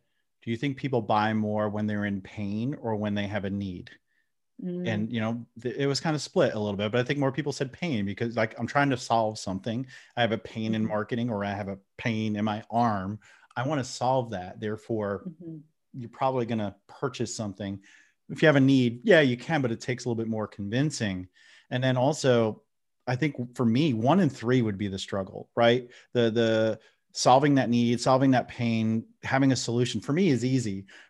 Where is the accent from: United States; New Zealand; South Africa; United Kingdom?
United States; New Jersey; accent: New Jersey; I'm from New Jersey. I'm in North Carolina now, but I'm from New Jersey. But I think of my accent's so watered down that the New Jerseyans don't accept me, and I'm not accepted in North Carolina as a Southerner.